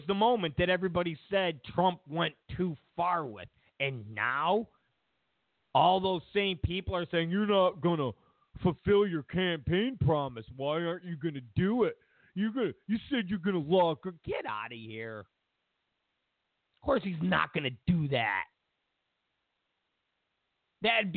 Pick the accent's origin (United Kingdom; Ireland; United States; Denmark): United States; New York; I'm from New York